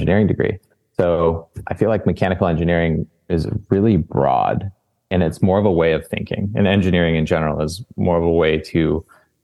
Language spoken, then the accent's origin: English; Boise, Idaho, United States; moved away as an adult; also born or lived in San Diego, California; now in Southern California, United States; I grew up in Boise, Idaho